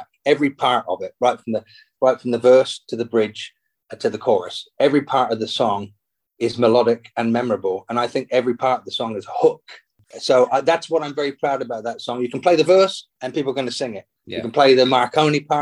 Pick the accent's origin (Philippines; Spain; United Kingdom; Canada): United Kingdom; England; my mum and I grew up in England